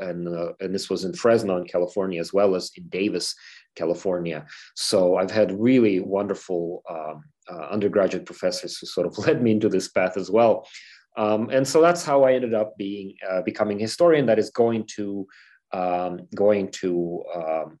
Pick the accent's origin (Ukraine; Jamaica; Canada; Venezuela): Ukraine; moved away; I'm from Ukraine